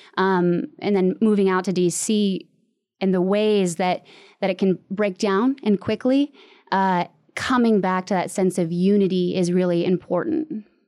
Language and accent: English; Michigan, United States; moved away as an adult; now in Washington, D.C., United States; I'm from Michigan and it's a Midwest nice